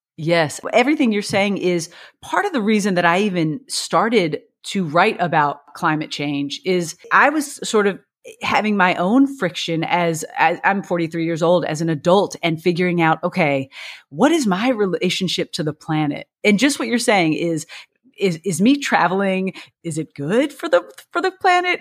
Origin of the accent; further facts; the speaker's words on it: Bardstown, Kentucky, United States; moved away as an adult; now in New York City, United States; I grew up in Bardstown, Kentucky